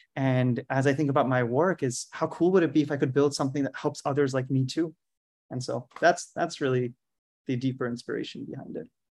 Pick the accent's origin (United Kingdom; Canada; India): India; moved away as an adult; also born or lived in Philadelphia, United States; I grew up in India